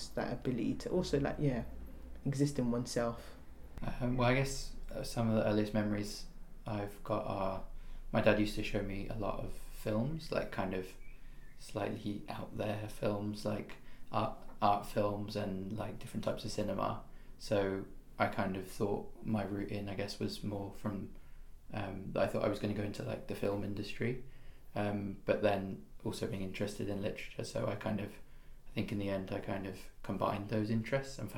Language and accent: English; Nigeria; both my parents are Yoruba. I'm Nigerian and like that's an inherent part of like our culture like music and dance